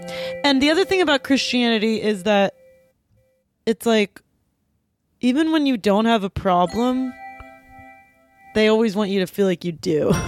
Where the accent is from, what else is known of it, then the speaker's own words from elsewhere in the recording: Pittsburgh, Pennsylvania, United States; everybody knows that I'm from Pittsburgh and Dennis is from Philadelphia.